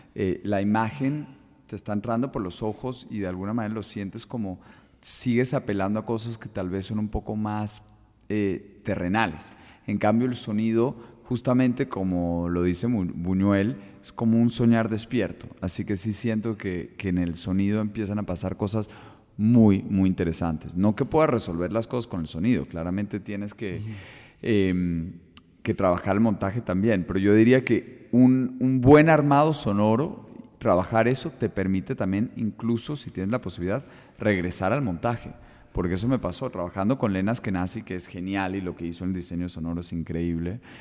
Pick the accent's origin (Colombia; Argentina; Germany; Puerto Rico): Colombia; como colombianos